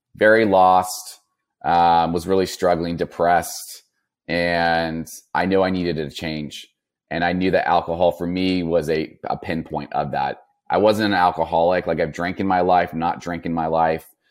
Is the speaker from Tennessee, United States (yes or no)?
no; Napa, California, United States; I grew up in Northern California by Napa Valley, um, old Napa area